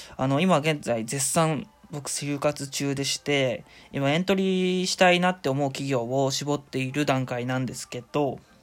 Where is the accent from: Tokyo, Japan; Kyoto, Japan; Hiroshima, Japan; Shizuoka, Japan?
Shizuoka, Japan; moved away as an adult; now in Oita, Japan; 静岡出身で、あのー、今大学が大分にある